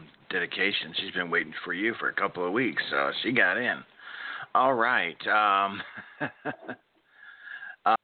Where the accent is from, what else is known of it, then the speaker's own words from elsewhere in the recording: Oklahoma, United States; my home state of Oklahoma